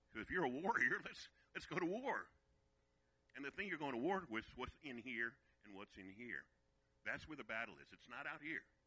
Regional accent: Virginia, United States; also born or lived in Brooklyn, New York; We moved from New York to Virginia, and that's where I was raised in Virginia

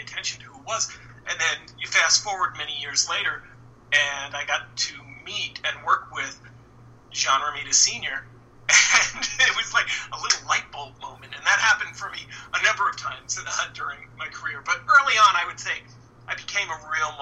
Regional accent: New York City, New York, United States; I grew up in Brooklyn, New York

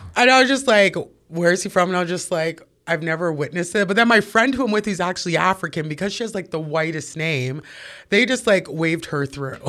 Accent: Toronto, Ontario, Canada; Born and raised, I grew up in Parkdale.

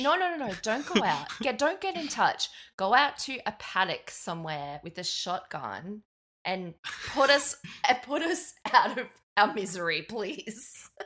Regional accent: Brisbane, Queensland, Australia; I'm from Brisbane

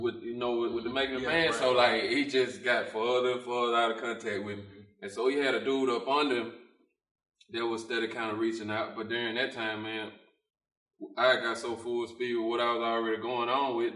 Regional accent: Thomastown, Mississippi, United States; I'm from Thomastown. Like, it's country.

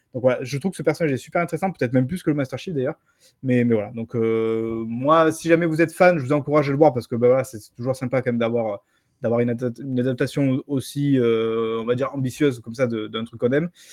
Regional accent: France; chez nous en France

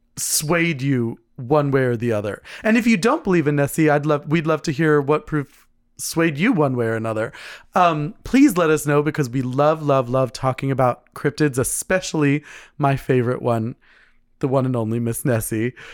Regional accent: United States; I'm American, but, uh, you know, my, my heritage is Scottish

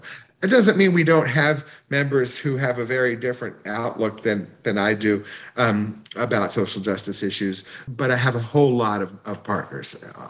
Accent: Houston, Texas, United States; moved away as an adult; also born or lived in San Antonio; now in Little Rock, United States; I was raised in Houston, as were both of my parents.

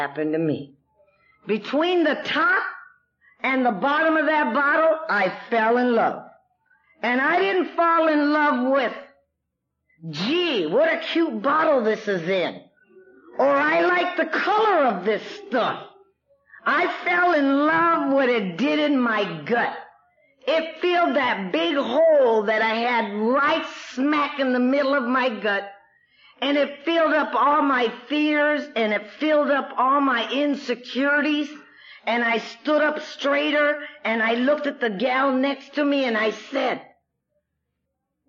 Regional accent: Los Angeles, California, United States; I was born and raised in East Los Angeles.

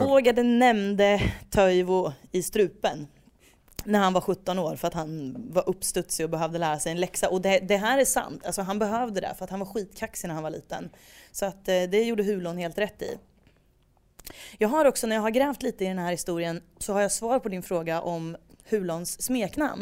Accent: Degerfors, Örebro County, Sweden; vi växte upp i Degerfors

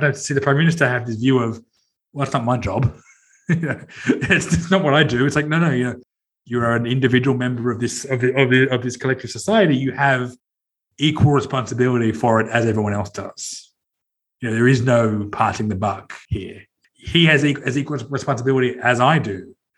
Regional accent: Sydney, New South Wales, Australia; I'm from Sydney. I grew up in Sydney

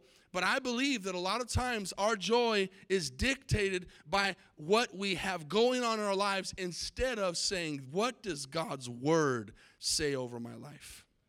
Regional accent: Tucson, Arizona, United States; There was a movie way back in the 80s that was filmed in the city that I grew up in Tucson, Arizona, called Can't Buy Me Love.

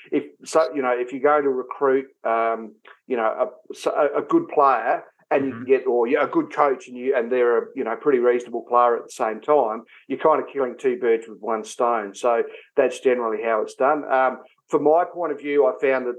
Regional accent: Gawler, South Australia, Australia; also born or lived in Mount Gambier, South Australia; So I'm from Adelaide originally, or from Baller, which is just out of Adelaide. And I played my senior footy there at a fairly young age. And I left Baller at the age of 19 or 20.

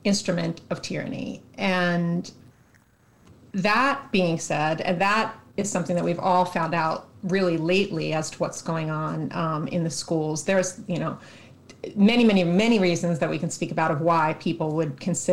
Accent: New York, United States; now in Atlanta, United States; I am from Atlanta, by way of New York. That's where I'm originally from

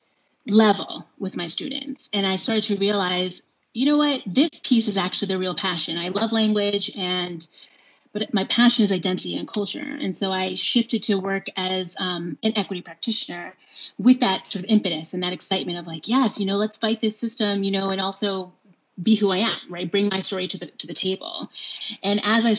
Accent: New York, United States; I grew up in New York.

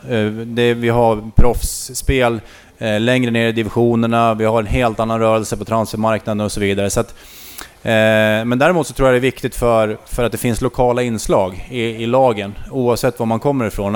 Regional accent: Skutskär, Uppsala County, Sweden; moved away; also born or lived in Västerås / Gävle; jag är från Skutskär från början

